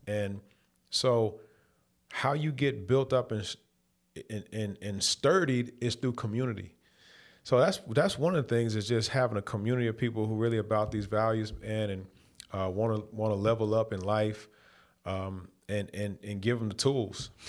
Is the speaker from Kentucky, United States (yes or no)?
yes; Louisville, Kentucky, United States; moved away as an adult; also born or lived in Detroit; growing up in Louisville, Kentucky